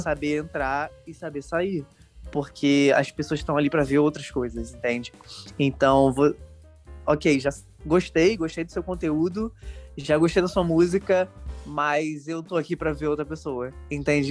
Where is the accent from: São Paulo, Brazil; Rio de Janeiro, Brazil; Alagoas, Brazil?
Rio de Janeiro, Brazil; Eu sou daqui da Zona Norte do Rio de Janeiro